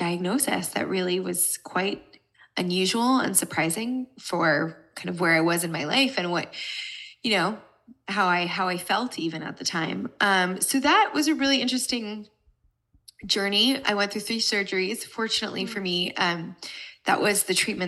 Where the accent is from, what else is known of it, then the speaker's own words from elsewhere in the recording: United States; moved away as an adult; also born or lived in Brooklyn, New York / New Jersey; now in Los Angeles, United States; I live in Los Angeles, California, but I grew up in New Jersey and New York City. So I'm originally an East Coaster